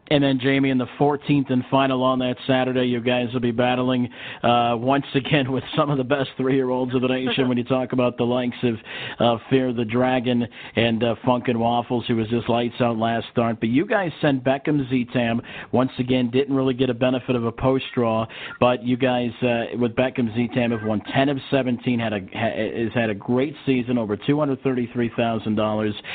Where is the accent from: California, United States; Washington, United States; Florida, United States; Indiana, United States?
Indiana, United States; Gary; I'm from Indiana, uh, grew up uh, a little bit north of you guys, uh, all the way up in Gary, next to Chicago